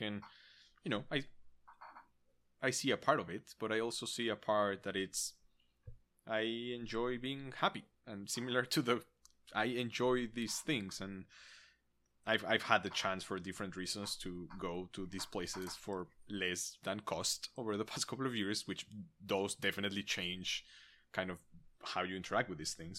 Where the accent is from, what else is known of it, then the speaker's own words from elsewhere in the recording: Mexico; I grew up in Mexico.